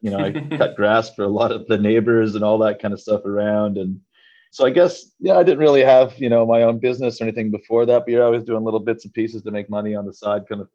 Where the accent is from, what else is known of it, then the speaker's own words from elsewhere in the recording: Saskatchewan, Canada; moved away as an adult; now in Sydney, Australia; I was actually born and raised in the farming heartland of Canada in Saskatchewan.